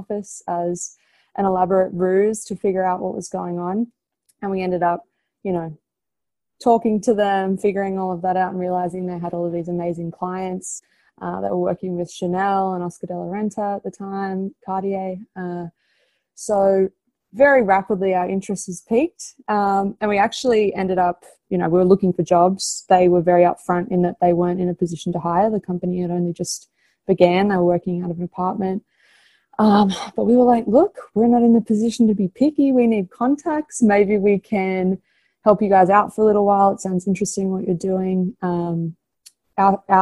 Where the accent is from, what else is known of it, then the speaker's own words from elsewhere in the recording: Australia; moved away as an adult; now in United States; I'm Australian, if you can't tell by my accent.